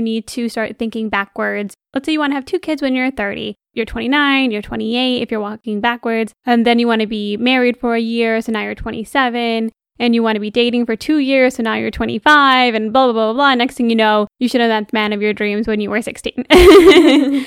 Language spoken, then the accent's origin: English; Michigan, United States; we're born and raised in Michigan